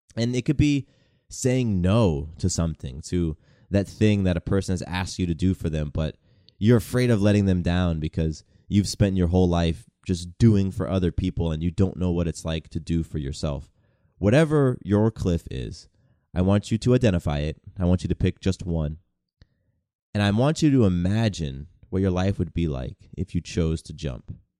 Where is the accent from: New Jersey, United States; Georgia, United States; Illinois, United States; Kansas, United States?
Georgia, United States; Atlanta; also born or lived in California; a mixed race kid growing up in the South. You know, I moved to Atlanta in nineteen ninety-six. I was turning ten years old